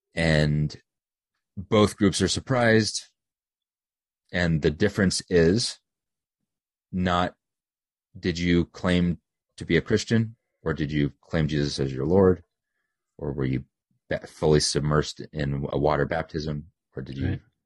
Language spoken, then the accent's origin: English; United States; they know I'm an American